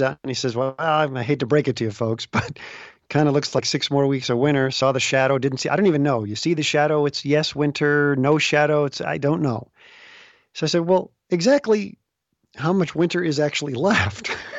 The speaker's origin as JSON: {"language": "English", "town": "Chicago", "region": "Illinois", "country": "United States", "tie": "born or raised there", "also_born_or_lived": "Los Angeles / Des Moines", "moved": "as an adult", "said": "I had grown up in the Chicago area"}